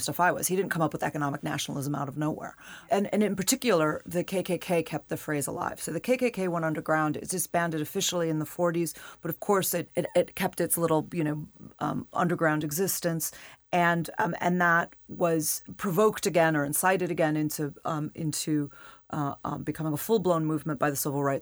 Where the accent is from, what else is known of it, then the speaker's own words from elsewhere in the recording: United States; as an American, as a voter, as a citizen